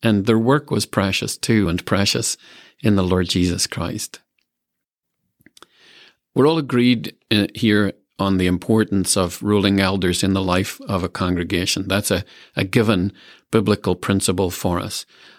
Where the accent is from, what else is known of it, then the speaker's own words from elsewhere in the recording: Ireland; moved away; when I was growing up in Ireland